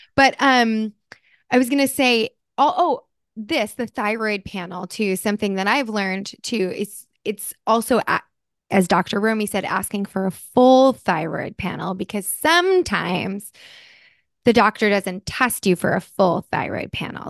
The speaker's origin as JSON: {"language": "English", "region": "New Jersey", "country": "United States", "tie": "born or raised there", "also_born_or_lived": "California", "moved": "yes", "lives_now": "Los Angeles, United States", "said": "I grew up in Jersey. I'm a Jersey girl"}